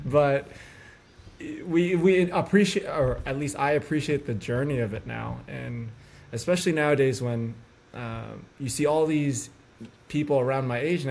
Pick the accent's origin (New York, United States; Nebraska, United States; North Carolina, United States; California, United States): California, United States; Northern; I was born and raised in Northern California